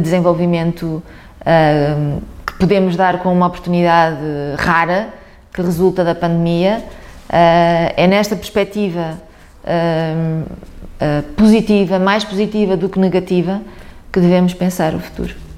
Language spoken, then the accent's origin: Portuguese; Guimarães, Norte, Portugal; born or raised there